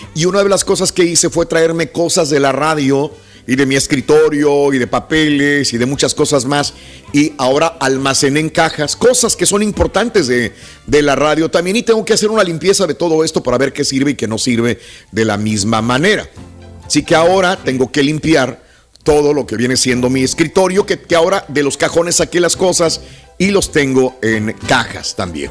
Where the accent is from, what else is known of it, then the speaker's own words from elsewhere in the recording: Mexico; uno como latino, como mexicano, como eh, es, vives muy arraigados de las tradiciones